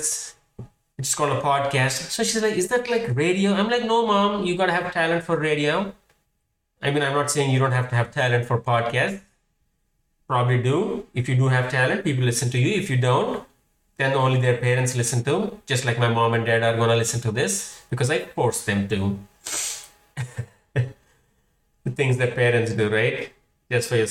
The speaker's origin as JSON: {"language": "English", "town": "Hyderabad", "region": "Telangana", "country": "India", "tie": "born or raised there", "second_language": "English", "moved": "yes", "lives_now": "United States", "said": "I am Indian. I was born in Hyderabad"}